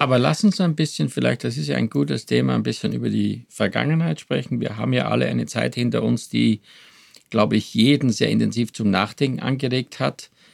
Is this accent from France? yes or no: no; Styria, Austria; now in Germany; Ich komme ja aus der Steiermark